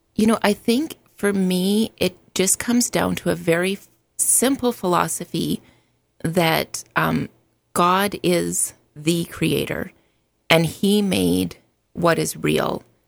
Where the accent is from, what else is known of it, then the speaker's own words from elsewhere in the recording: Alberta, Canada; moved away as an adult; now in United States; I was born in Alberta, Canada, and immigrated to the States in two thousand